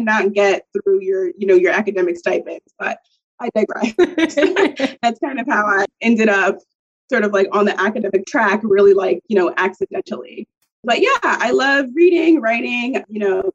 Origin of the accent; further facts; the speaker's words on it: suburb of New York City, United States; I'm from Norrell, New York, which is a suburb right outside of New York City, really close to the Bronx.